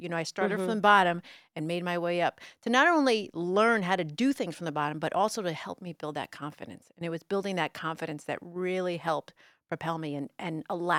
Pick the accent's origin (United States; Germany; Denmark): United States; New York City, New York; accent: New York; Was born, you know, in Bay Ridge, and I grew up in the city and then moved to Jersey. But so my accent was a New York accent.